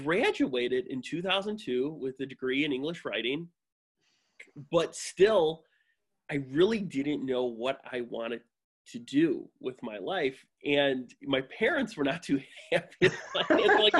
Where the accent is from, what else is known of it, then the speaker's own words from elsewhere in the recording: Calumet City, Illinois, United States; I grew up just south of the city in Calumet City.